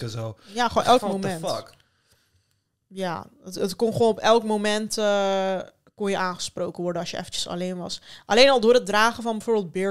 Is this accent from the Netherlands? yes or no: no; Turkey; also born or lived in Sivas, Turkey; je kan niet anders dan als Turkse meid op een gegeven moment denken van oké, ik moet mezelf gewoon van iedereen beschermen